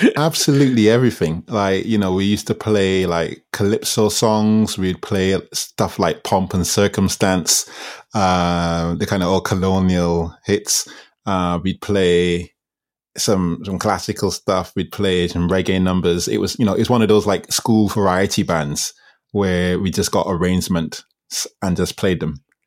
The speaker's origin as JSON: {"language": "English", "country": "Barbados", "tie": "born or raised there", "also_born_or_lived": "England", "said": "I went to school in Barbados. I moved to Barbados from England when I was six"}